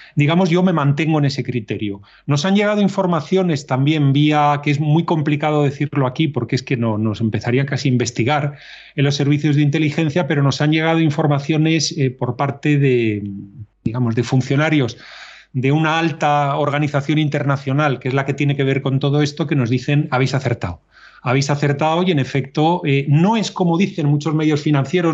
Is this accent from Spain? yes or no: yes; Spain; nosotros como españoles